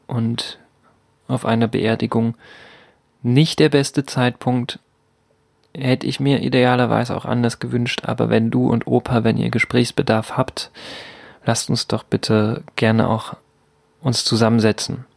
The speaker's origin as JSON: {"language": "German", "town": "Altenburg", "region": "Thuringia", "country": "Germany", "tie": "born or raised there", "moved": "yes", "said": "in Altenburg bewegt habe, meine Geburtsstadt"}